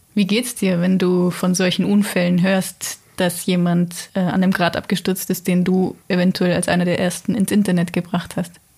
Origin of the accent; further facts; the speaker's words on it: Allgäu, Bavaria, Germany; bei uns im Allgäu